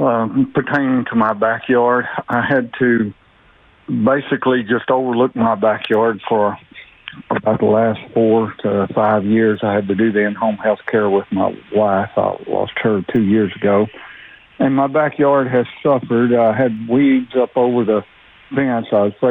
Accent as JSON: {"language": "English", "region": "West Texas", "country": "United States", "moved": "yes", "said": "I'm from West Texas"}